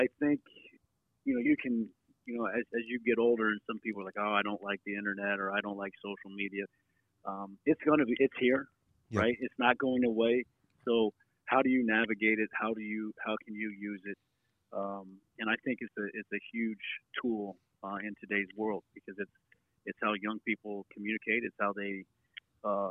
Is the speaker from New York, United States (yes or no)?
no; Jasper, Indiana, United States; now in Muncie, United States; I moved to Jasper, Indiana, which is what I call home. Heading into second grade